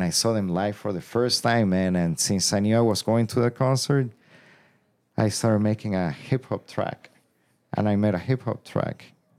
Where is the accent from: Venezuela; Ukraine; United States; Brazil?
Venezuela; my favorite hip-hop band growing up in Venezuela, bro.